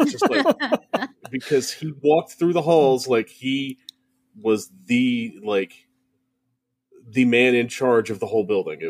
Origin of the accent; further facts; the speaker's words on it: Louisville, Kentucky, United States; growing up in Louisville, at least when I was a child